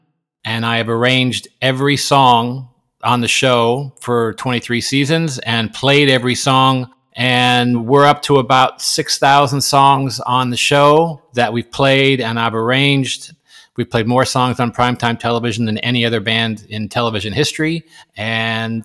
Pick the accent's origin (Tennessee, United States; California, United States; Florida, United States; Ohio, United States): California, United States; Los Angeles; I grew up in the San Fernando Valley Studio City in Los Angeles